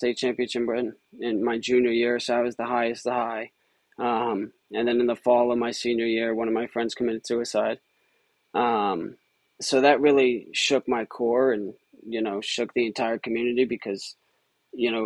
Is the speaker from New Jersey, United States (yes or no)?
yes; Rumson, New Jersey, United States; moved away as an adult; also born or lived in Boston, Massachusetts; I'm originally from Rumson, New Jersey, down by the Jersey Shore